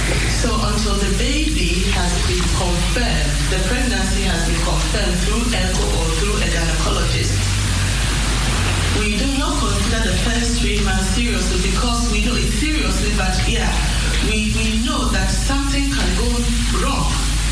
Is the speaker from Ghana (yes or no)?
yes; Ghana; also born or lived in Netherlands; I'm a Ghanaian, and I did my schooling in the Netherlands, so I'm constituting two cultures.